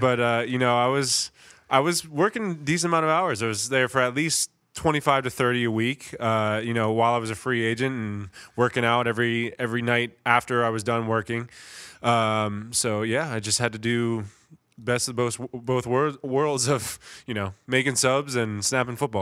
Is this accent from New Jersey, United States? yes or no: yes; Middletown, New Jersey, United States; moved away as an adult; now in Philadelphia area, United States; I'm a Jersey guy. I'm from Middletown, New Jersey, which is only about an hour away from here